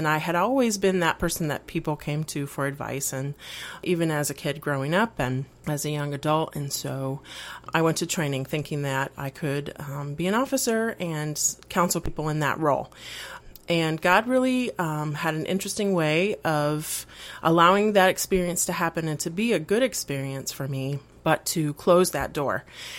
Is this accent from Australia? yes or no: no; Mexico City, Mexico; also born or lived in Puerto Rico; I was born in Puerto Rico and raised primarily in Mexico City. So I'm Spanish-speaking and bicultural in that sense.